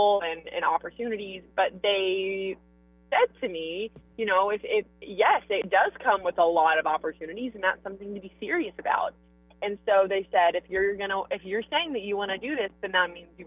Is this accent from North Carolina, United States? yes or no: yes; Mooresville, North Carolina, United States; I grew up in Mooresville